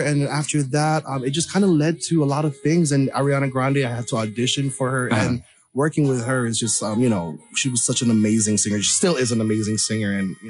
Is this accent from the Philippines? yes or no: yes; Philippines; I'm a devout Catholic. I'm Filipino.